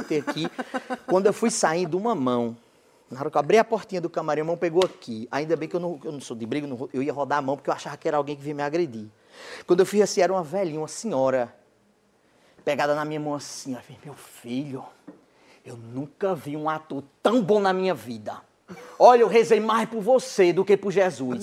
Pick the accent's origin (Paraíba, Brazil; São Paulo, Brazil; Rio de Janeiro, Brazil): Paraíba, Brazil; Cajazeiras; eu sou de Cajazeiras, que é interior da Paraíba.